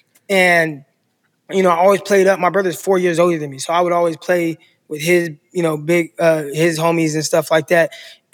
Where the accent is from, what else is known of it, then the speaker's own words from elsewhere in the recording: Stockton, California, United States; also born or lived in San Jose, California; some of my life, my childhood, I lived in San Jose, California. But I'm from Stockton, lived most of my childhood in Stockton.